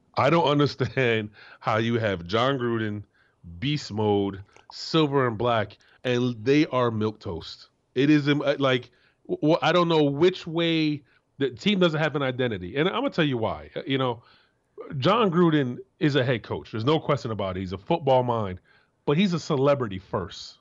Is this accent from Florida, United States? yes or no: yes; Florida, United States; moved away; I'm from Florida